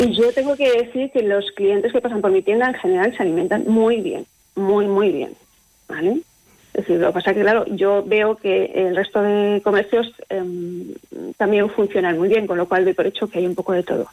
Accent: Castile and León, Spain; moved away as an adult; now in Aguilar de Campoo, Spain; Yo soy de un, pueblo pequeñito de la provincia de Burgos

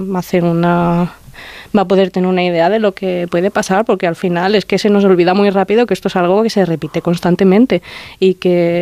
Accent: Terrinches, Castilla-La Mancha, Spain; moved away as an adult; now in Aragon, Spain; en mi pueblo, en la loma en la que me he criado

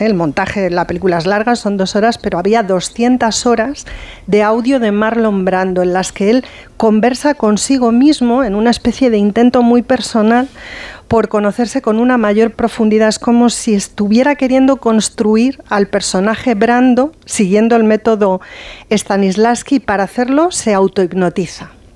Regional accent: Castilla-La Mancha, Spain; moved away; el carnaval se, se, celebra muchísimo en mi pueblo

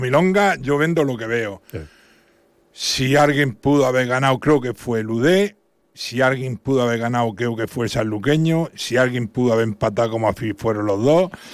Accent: Santa Eulària des Riu, Balearic Islands, Spain; Santulalia, que es mi pueblo

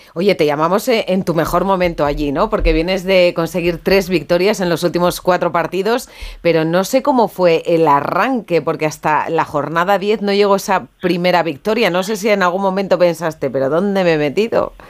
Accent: Miranda de Ebro, Castile and León, Spain; en mi tierra Miranda

